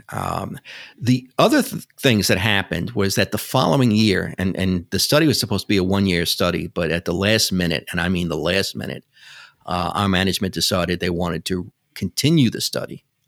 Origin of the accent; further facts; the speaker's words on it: New York City, New York, United States; I grew up in New York City, which you can probably tell by my accent.